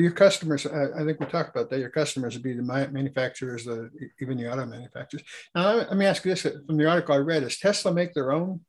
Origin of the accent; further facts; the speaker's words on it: Pittsburgh, Pennsylvania, United States; I came from the Pittsburgh area.